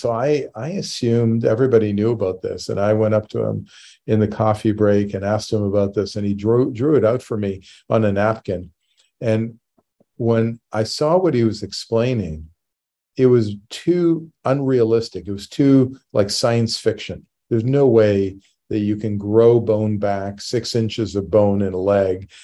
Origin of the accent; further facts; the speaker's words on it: Canada; moved away as an adult; now in United States; I grew up in Canada, and I, um, moved to the U S in eighty-seven